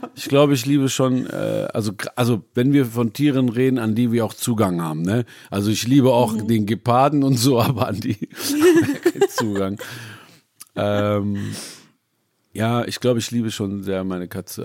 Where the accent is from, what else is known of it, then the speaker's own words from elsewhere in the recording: Essen, North Rhine-Westphalia, Germany; also born or lived in Iran / Düsseldorf; Ich liebe natürlich meine Heimat, Essen